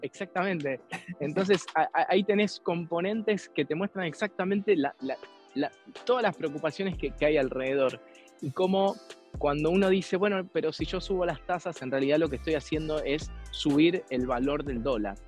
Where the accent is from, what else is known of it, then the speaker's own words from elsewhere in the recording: Argentina; había venido a estudiar a mi país, a la Argentina